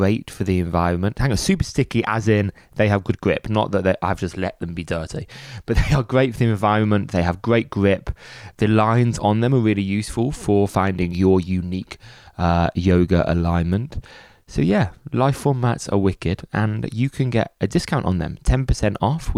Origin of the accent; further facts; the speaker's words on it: Birmingham, West Midlands, United Kingdom; I'm from Birmingham, and I spent much of my childhood in a Cadbury social club